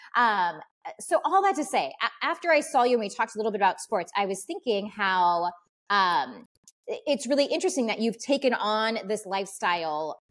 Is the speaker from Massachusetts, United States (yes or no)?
no; California, United States; now in Washington, United States; growing up in California